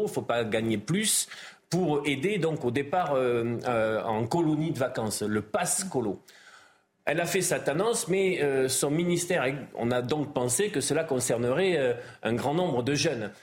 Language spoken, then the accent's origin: French; Gironde, Nouvelle-Aquitaine, France; je suis originaire de la Gironde